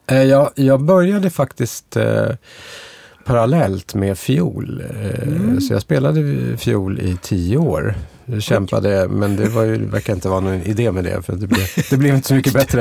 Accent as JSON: {"language": "Swedish", "town": "Stockholm", "region": "Stockholm County", "country": "Sweden", "tie": "born or raised there", "said": "jag är född och uppvuxen i Stockholm"}